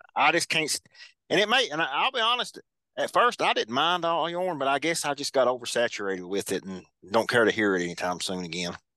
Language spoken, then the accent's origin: English; Kentucky, United States; Kentucky, which is my home state